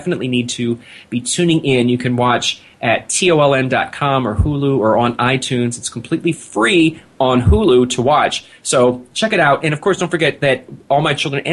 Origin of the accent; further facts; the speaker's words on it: Philadelphia, Pennsylvania, United States; We're both from Philadelphia